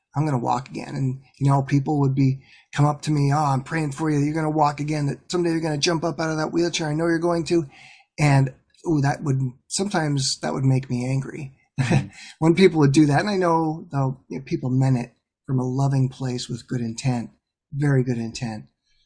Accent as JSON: {"language": "English", "town": "Ashland", "region": "Pennsylvania", "country": "United States", "tie": "born or raised there", "moved": "yes", "said": "I grew up in a real small town"}